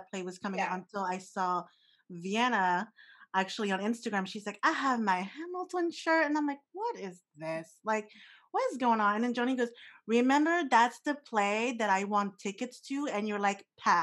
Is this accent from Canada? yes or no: no; France; growing up in France